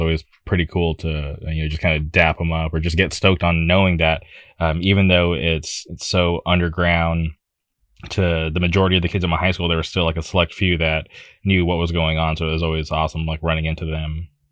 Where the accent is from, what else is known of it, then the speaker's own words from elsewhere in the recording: Palm Springs, California, United States; where I grew up out in the Palm Springs area